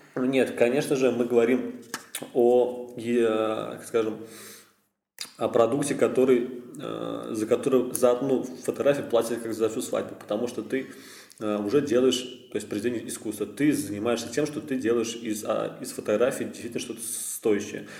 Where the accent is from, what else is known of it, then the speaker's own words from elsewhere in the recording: Kazan, Tatarstan, Russia; я из Казани родился здесь, проживаю здесь уже сколько, 21 год мне